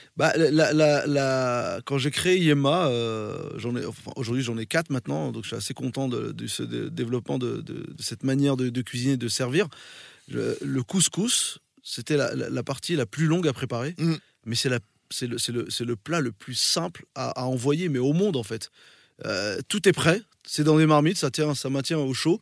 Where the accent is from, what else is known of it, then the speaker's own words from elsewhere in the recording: France; also born or lived in Morocco; je, suis né au Maroc mais j'ai grandi en France